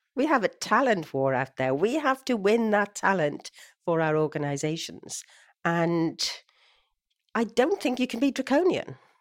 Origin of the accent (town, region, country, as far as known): Swansea, Wales, United Kingdom; born or raised there; moved away